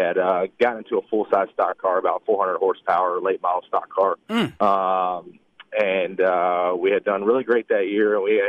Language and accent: English; Alabama, United States; now in Charlotte, United States; Hey, I'm from Alabama, so it's all going to slip out today.